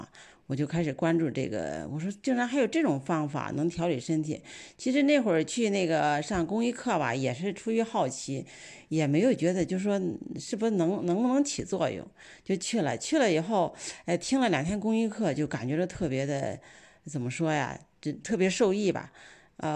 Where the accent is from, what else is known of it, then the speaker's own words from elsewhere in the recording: Shijiazhuang, Hebei, China; 我来自石家庄，呃，